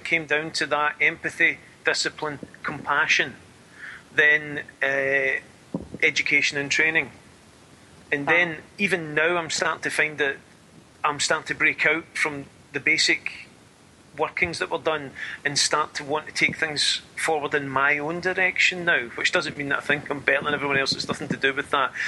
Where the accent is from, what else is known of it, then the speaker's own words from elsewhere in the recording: Scotland, United Kingdom; I'm Scottish